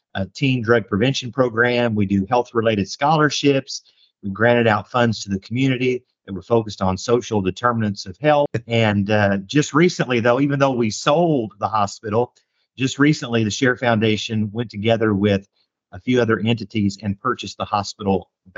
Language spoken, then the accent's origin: English; Indianapolis, Indiana, United States; moved away as an adult; also born or lived in Johnson City, Tennessee / Northern Kentucky / Cincinnati; now in El Dorado, United States; a native Hoosier from Indianapolis originally